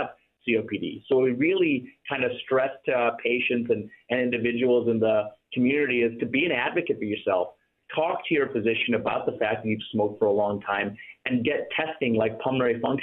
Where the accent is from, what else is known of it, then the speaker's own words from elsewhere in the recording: Toledo, Ohio, United States; I grew up in Ohio, in Toledo, Ohio